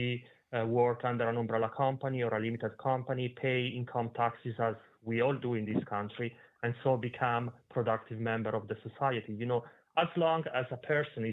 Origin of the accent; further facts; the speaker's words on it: Italy; moved away; I'm originally from Italy